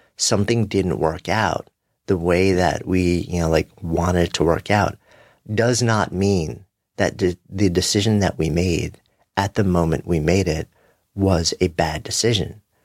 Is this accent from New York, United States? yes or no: yes; New York City, New York, United States